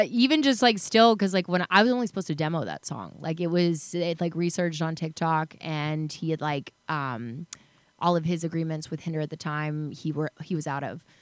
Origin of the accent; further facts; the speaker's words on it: Chattanooga, Tennessee, United States; moved away; also born or lived in Dallas, Texas / Los Angeles, California; I grew up in Chattanooga, Tennessee, then moved to Dallas.